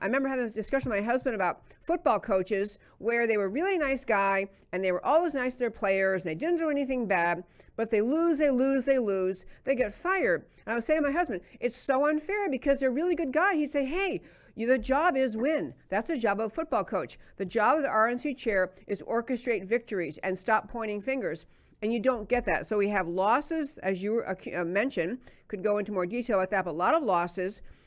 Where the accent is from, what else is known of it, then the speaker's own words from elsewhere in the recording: New York, United States; I grew up in New York